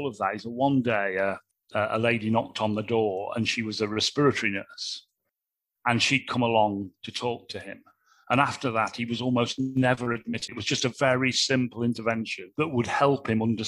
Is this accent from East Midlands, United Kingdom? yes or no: yes; Nottingham, East Midlands, United Kingdom; My father was a plasterer. My mother was a housewife. We lived in a council estate in Nottingham